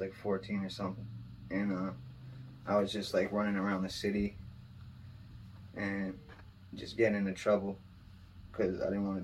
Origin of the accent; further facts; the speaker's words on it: Manchester, New Hampshire, United States; also born or lived in New York City; I'm from Manchester, New Hampshire. Born and raised.